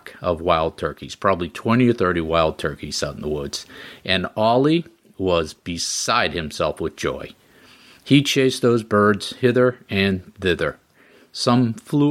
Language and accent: English; Groton, Massachusetts, United States; Groton, Massachusetts, my hometown.